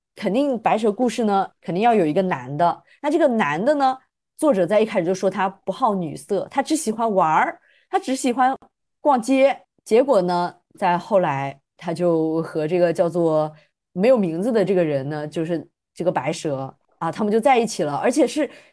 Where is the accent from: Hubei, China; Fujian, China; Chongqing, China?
Fujian, China; 他也是我们的大福建人，所以我们福建人浓度 up